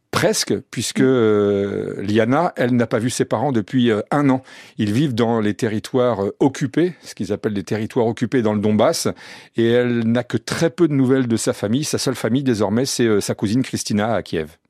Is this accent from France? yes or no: yes; France; on était français